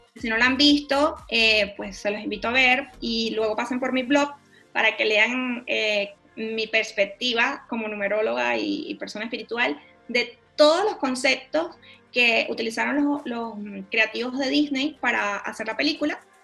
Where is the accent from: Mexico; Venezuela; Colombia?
Venezuela; moved away as an adult; also born or lived in Panama; yo soy venezolana, luego emigré a Panamá.